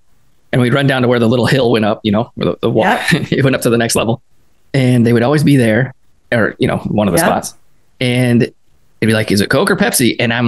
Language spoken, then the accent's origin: English; Killeen, Texas, United States; born or raised there; moved away as an adult; also born or lived in McKinney, Texas